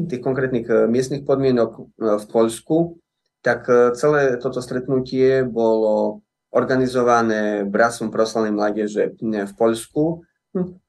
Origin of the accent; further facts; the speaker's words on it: Slovakia; čo sa týka nás, ako to sme boli zo Slovenska